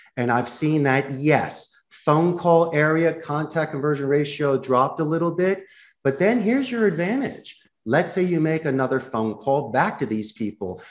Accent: Philadelphia, Pennsylvania, United States; moved away as an adult; also born or lived in Arizona; now in Costa Rica; When I was growing up in Northeast Philadelphia

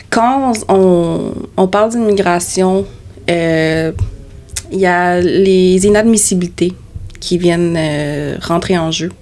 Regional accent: Canada; Je suis né au Canada

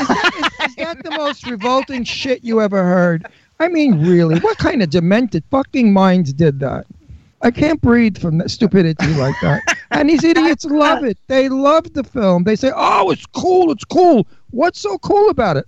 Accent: New York City, New York, United States; moved away; I came from Brooklyn

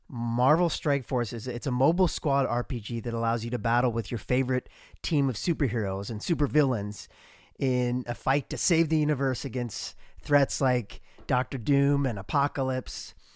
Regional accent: Columbia, Missouri, United States; moved away; my hometown of Columbia, Missouri

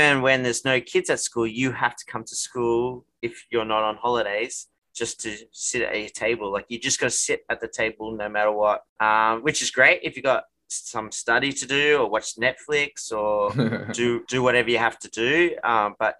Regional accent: Australia; moved away as an adult; now in Korea; as Australian

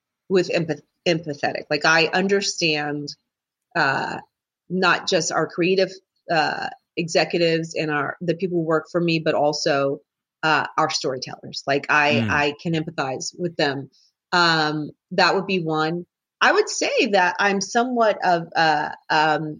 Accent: New Jersey, United States; I'm from New Jersey

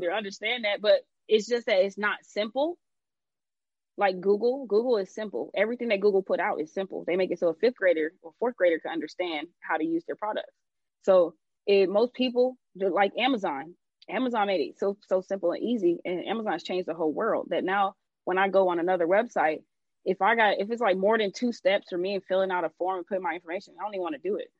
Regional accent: Atlanta, Georgia, United States; I'm from Atlanta.

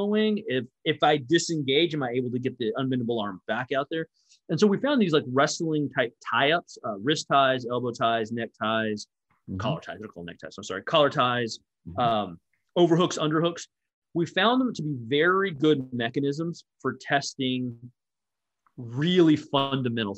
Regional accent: Dallas-Fort Worth area, Texas, United States; I grew up in the Dallas-Fort Worth area

